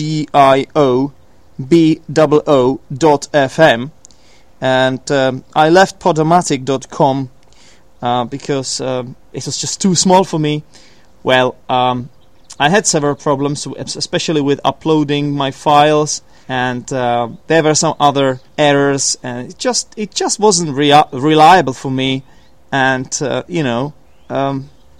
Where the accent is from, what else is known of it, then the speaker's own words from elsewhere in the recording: Poděbrady, Central Bohemian Region, Czechia; from Poděbrady, from my hometown